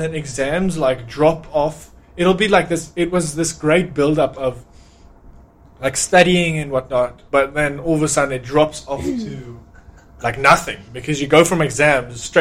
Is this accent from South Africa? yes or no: yes; South Africa; now in Australia; We're also from South Africa